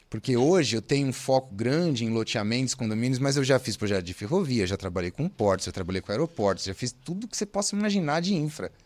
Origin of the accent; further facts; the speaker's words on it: São Paulo, Brazil; eu sou de São Paulo, né, gente? O Giovanni comentou, sou nascido em São Paulo, capital, sou de São Paulo